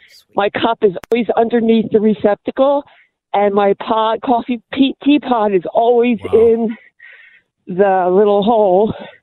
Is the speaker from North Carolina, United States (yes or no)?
no; Philadelphia, Pennsylvania, United States; now in Minneapolis, United States